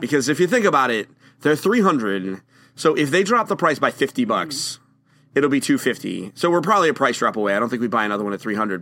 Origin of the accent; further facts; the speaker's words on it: Bangor, Maine, United States; I was born in Bangor, Maine